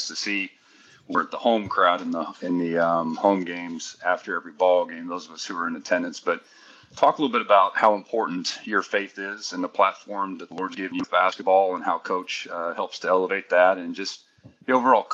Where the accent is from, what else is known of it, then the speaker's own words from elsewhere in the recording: Kansas City, Missouri, United States; I am a born and raised in Kansas City, Missouri, man